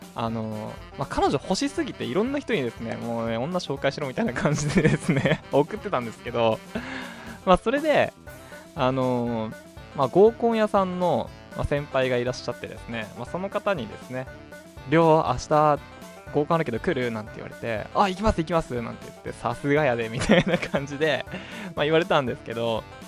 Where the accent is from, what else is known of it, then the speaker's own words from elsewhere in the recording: Hokkaido, Japan; 北海道生まれ北海道育ちのどさんこ